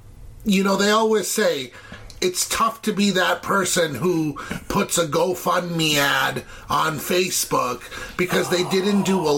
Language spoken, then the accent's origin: English; India; So I'm kind of biased, naturally, being Indian, loving everything Indian.